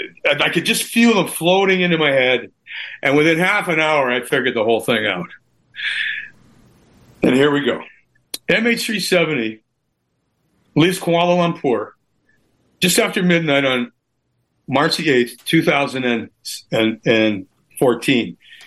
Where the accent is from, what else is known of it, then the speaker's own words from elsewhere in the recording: Canada; I'm a Canadian Icelander. My grandma and grandpa, they came into that area back in the 1800s.